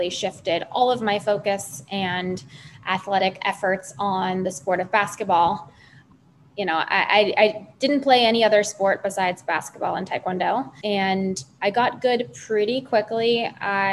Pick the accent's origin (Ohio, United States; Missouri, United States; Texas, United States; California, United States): California, United States; Los Angeles; moved away; I'm originally from Los Angeles, California